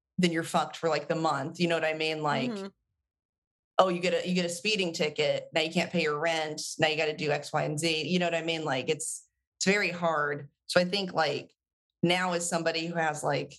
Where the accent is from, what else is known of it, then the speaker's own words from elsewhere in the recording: the South, United States; also born or lived in Atlanta; as a Southerner